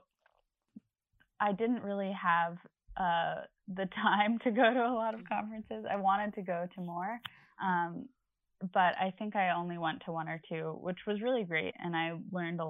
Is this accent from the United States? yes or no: yes; Long Island, New York, United States; I'm from Long Island.